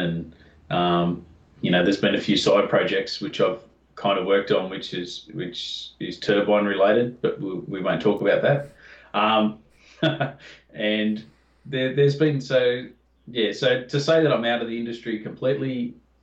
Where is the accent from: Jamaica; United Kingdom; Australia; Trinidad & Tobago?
Australia; I'm from Down Under